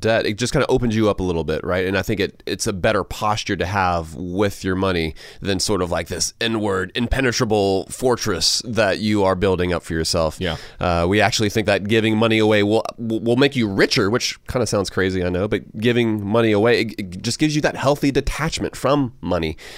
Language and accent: English; Augusta, Georgia, United States; moved away; Augusta, Georgia, my uh, my hometown